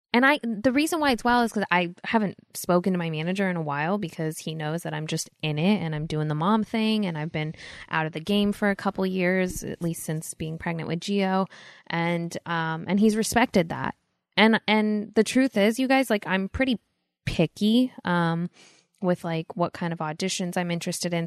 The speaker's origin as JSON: {"language": "English", "town": "Los Angeles", "region": "California", "country": "United States", "tie": "born or raised there", "said": "growing up in L"}